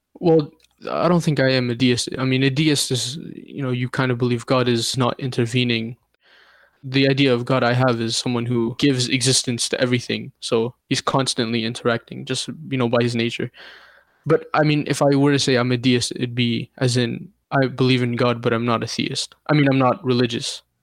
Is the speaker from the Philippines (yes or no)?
no; Canada; also born or lived in Jordan / Iraq (ancestry); My parents are from Iraq, but I was born in Jordan, two thousand one, and we moved to Canada in two thousand two